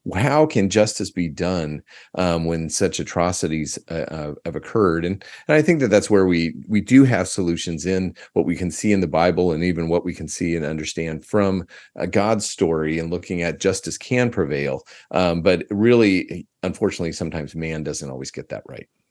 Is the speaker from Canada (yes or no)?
no; United States; now in Australia; I am from an American background